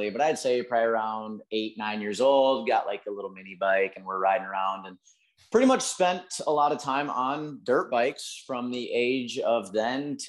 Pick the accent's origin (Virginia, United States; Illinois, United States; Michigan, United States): Michigan, United States; Lansing; I grew up in Michigan, kind of Lansing area.